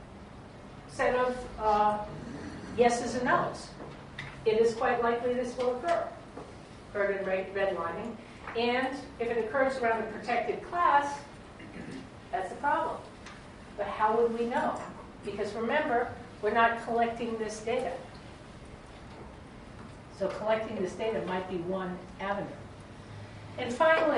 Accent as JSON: {"language": "English", "town": "Brunswick", "region": "Maine", "country": "United States", "tie": "born or raised there", "said": "my hometown in Brunswick, Maine"}